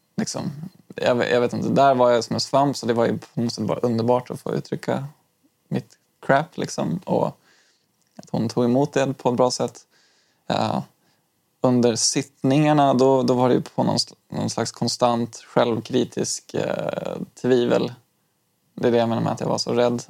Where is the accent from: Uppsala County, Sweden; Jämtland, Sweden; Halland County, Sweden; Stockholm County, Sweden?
Stockholm County, Sweden; Stockholm; also born or lived in Umeå; jag flyttade från Umeå när jag fyllde åtta år um, och började tvåan i lågstadiet. Um, och från att jag flyttade från Umeå till Stockholm